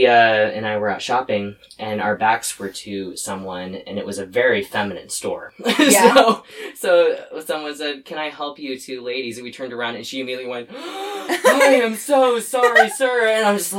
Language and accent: English; Lewiston, United States; I'm also from Lewiston